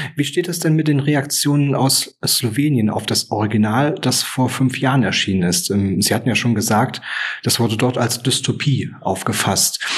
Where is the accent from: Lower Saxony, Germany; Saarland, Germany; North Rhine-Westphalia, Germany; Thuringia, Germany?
Thuringia, Germany; ich bin kein Bayer, ich bin Thüringer